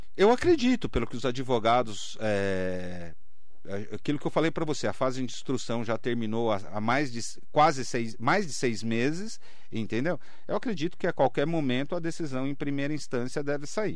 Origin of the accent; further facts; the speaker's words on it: Mogi das Cruzes, São Paulo, Brazil; todos nós mogianos